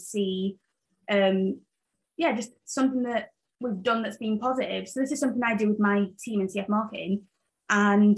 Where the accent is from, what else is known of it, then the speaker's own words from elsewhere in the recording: Sheffield, Yorkshire and the Humber, United Kingdom; moved away as an adult; also born or lived in Zambia; now in Belfast, United Kingdom; I was born in Zambia, moved to England in Sheffield when I was 7, grew up in England, and then moved to Ireland when I was, I think, 22 or 21